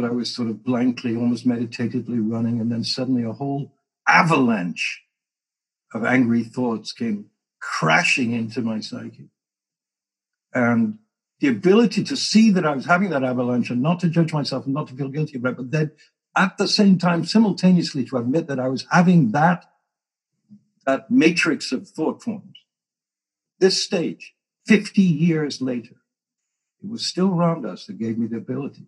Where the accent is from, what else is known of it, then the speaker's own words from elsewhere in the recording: England, United Kingdom; moved away; I came from England, stiff upper lip, don't admit anything, total denial, all of that. I wasn't the worst example of that, but I was from there